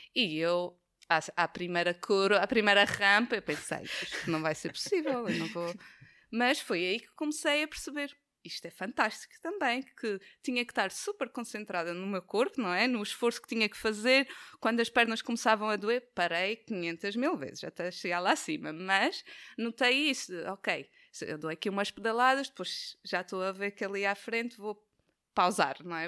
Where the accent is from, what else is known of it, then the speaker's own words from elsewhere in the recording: Madeira, Portugal; now in Braga, Portugal; eu sou da Madeira, e na Madeira é difícil ter um, um sítio plano